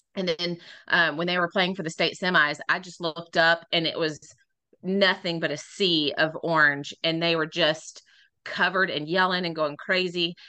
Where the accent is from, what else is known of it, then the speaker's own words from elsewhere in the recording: Midland, Texas, United States; moved away as an adult; also born or lived in San Angelo, Texas; I am originally from Midland, Texas